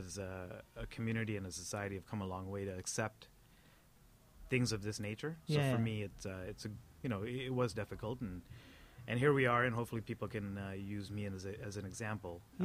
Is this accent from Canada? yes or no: yes; Toronto, Ontario, Canada; I was born here shortly thereafter. Raised in East York and went to school in East York